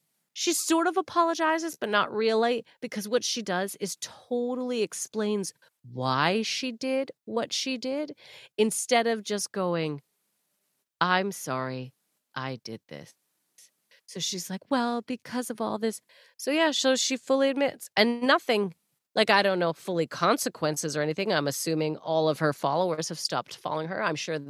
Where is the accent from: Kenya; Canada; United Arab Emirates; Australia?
Canada; You'd be the denim jacket and I'd be the jeans, right? We are Canadian.